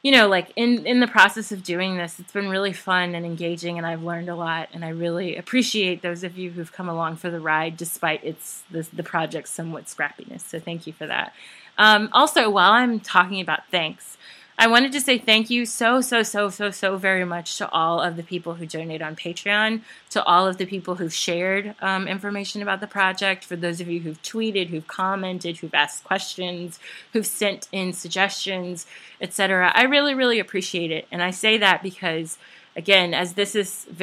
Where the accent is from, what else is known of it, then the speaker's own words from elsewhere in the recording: Memphis, Tennessee, United States; moved away as an adult; also born or lived in New York; now in Baltimore, United States; I'm originally from Memphis, Tennessee. And I lived there until I was 18